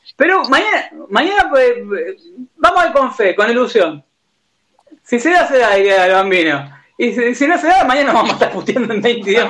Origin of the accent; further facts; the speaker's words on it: Argentina; Yo nací en Villa Grey